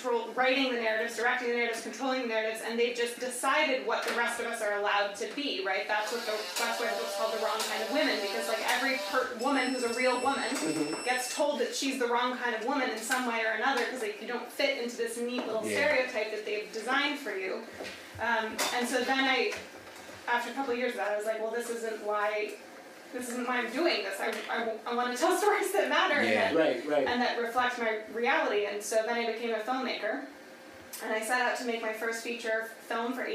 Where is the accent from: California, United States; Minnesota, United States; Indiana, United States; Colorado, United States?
Colorado, United States; moved away; also born or lived in New York; I'm from Colorado.